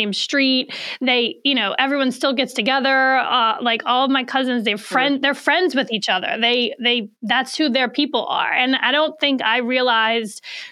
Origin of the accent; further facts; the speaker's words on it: New Orleans, Louisiana, United States; moved away; I'm originally from New Orleans. I'm 1,500 miles away from all my people.